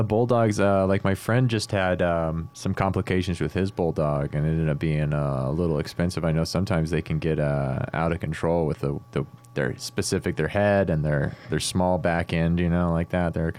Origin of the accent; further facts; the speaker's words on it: United States; I'm an American.